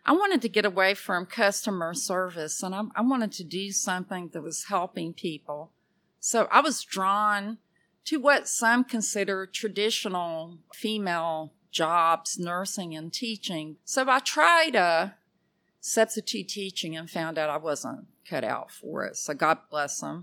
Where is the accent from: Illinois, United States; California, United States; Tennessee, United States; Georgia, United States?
Georgia, United States; Athens; my hometown of Athens